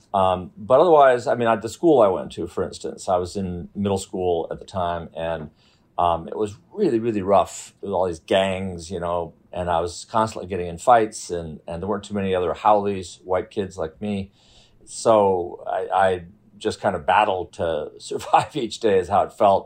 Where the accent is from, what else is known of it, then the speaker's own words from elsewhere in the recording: United States; being an American and being white